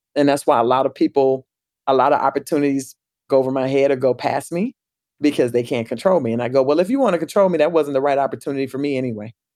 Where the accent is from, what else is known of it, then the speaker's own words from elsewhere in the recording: Pensacola, Florida, United States; my hometown too, Pensacola